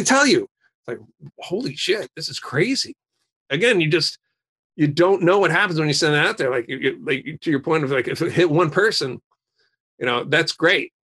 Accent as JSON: {"language": "English", "region": "New Jersey", "country": "United States", "tie": "born or raised there", "said": "I grew up in New Jersey"}